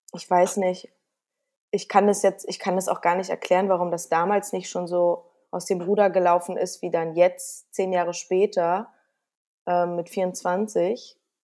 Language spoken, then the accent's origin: German; Berlin, Germany; Aber ich bin ja auch ein Berliner Mädel. Ich bin ja auch äh, in Berlin geboren